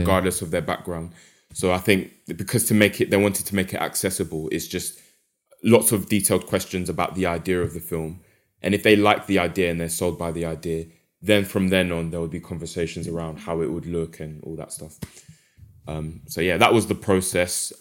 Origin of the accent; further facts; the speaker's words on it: London, United Kingdom; moved away as an adult; also born or lived in Essex; now in Derby, United Kingdom; based in Derby at the moment, but as you can tell from my accent, um, grew up in London